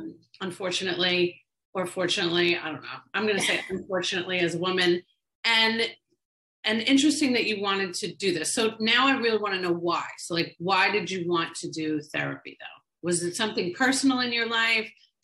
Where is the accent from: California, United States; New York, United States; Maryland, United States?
New York, United States; now in Tampa Bay, United States; I'm from New York originally. Yeah. And I'm here in Tampa Bay.